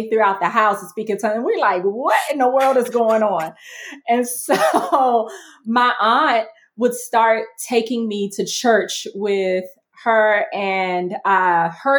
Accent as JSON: {"language": "English", "town": "Washington", "region": "District of Columbia", "country": "United States", "tie": "born or raised there", "said": "my parents left that home with my aunt, and we moved into an apartment in Southeast DC, another part of DC at the time"}